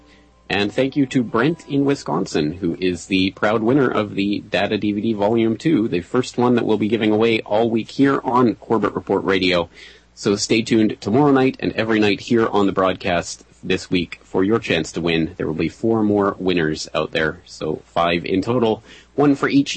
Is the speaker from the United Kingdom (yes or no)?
no; Canada; myself being a Canadian